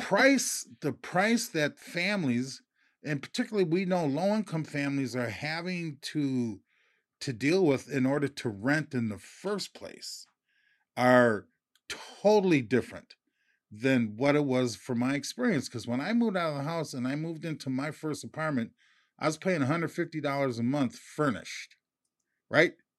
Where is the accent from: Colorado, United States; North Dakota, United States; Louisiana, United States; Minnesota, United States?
Minnesota, United States; Minneapolis; I grew up in North Minneapolis